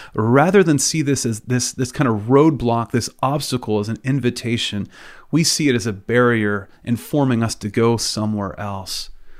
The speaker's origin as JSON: {"language": "English", "region": "Pennsylvania", "country": "United States", "tie": "born or raised there", "said": "where I grew up in Western PA, the only way we really express our emotions by waving terrible towels at Pittsburgh Steelers games."}